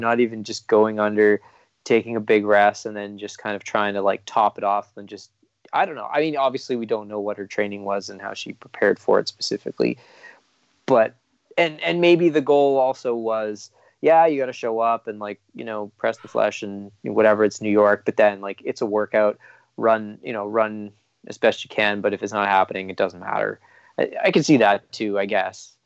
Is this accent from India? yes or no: no; Canada